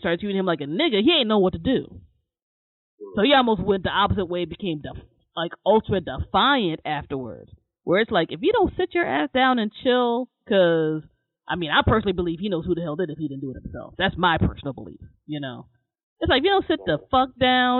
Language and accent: English; Maryland, United States; I was born and raised in Maryland